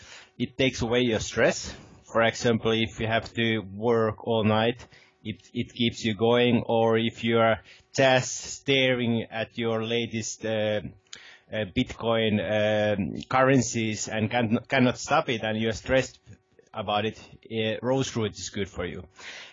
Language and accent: English; Lapland, Finland; Hello to everybody. … I'm from Lapland.